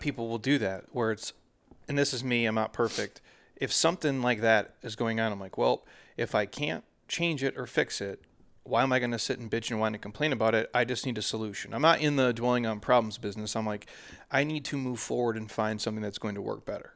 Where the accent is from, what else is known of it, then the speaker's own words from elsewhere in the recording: Minnesota, United States; I'm from Minnesota